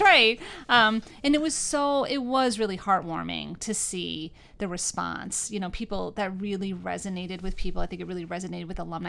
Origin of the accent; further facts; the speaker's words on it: New York, United States; moved away as an adult; now in Northeastern Pennsylvania, United States; Being from New York